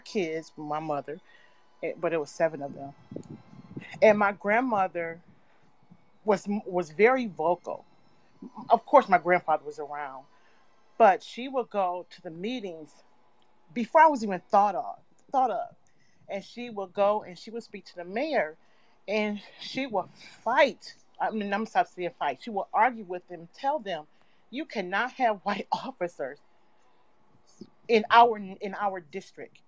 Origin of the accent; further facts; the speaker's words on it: Midwest, United States; now in New York, United States; I'm from the Midwest